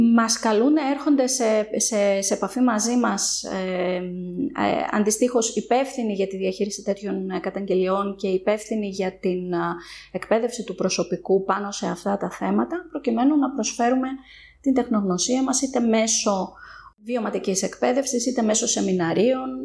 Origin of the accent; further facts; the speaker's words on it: Thessaloniki, Central Macedonia, Greece; moved away as an adult; now in Athens, Greece; καθώς είμαι από τη Θεσσαλονίκη, παρότι τα τελευταία χρόνια ζω και δραστηριοποιούμε στην Αθήνα